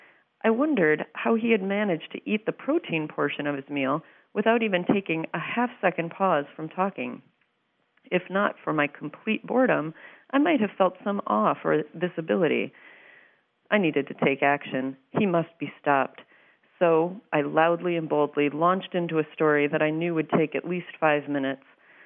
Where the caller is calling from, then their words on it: Minneapolis, Minnesota, United States; from Minneapolis, Minnesota.